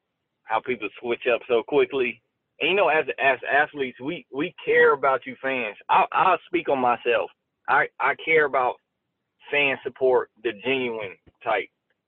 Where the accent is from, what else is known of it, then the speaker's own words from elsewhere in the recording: Orlando, Florida, United States; And I just remember Orlando. I was back in my hometown. It was rocking.